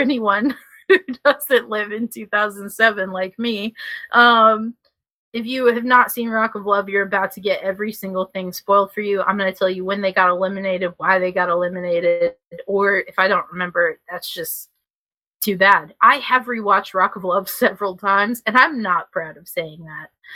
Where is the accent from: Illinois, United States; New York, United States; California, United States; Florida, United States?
Illinois, United States; Chicago; moved away; also born or lived in Tennessee; me actually being from Chicago